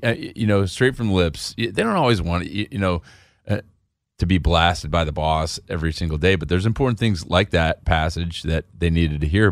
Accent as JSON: {"language": "English", "town": "Chicago", "region": "Illinois", "country": "United States", "tie": "born or raised there", "said": "I grew up in Chicago"}